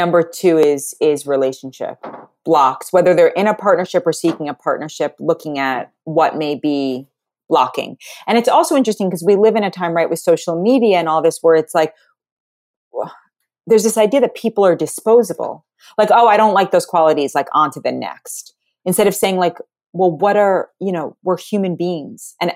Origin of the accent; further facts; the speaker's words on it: New York City, New York, United States; I grew up in Manhattan. Everyone I went to school with, everyone's dad was on Wall Street